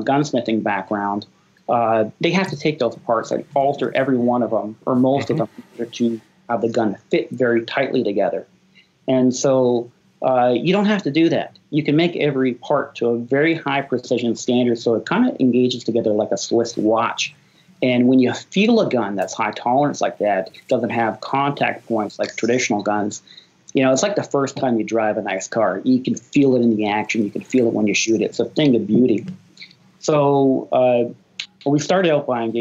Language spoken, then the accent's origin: English; Canada; moved away as an adult; now in United States; I grew up in Canada, and you know, when I moved to the U.S., married an American